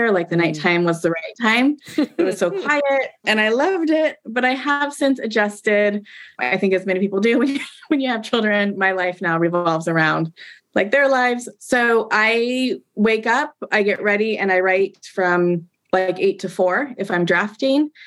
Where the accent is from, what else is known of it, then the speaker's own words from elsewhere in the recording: Pacific Northwest, United States; growing up in the Pacific Northwest in a, in a majority white community.